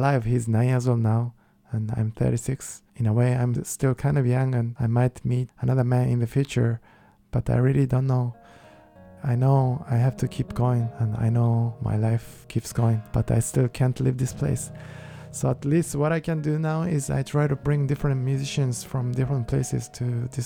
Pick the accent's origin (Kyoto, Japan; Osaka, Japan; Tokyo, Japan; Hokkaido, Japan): Kyoto, Japan; English is a second language; moved away; I'm from Kyoto, which is the most traditional part in Japan